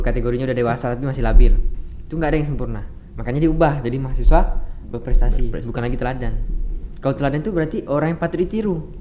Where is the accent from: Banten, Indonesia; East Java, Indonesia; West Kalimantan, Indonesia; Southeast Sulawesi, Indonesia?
West Kalimantan, Indonesia; Singkawang; moved away as an adult; now in Pontianak, Indonesia; aku dari Singkawang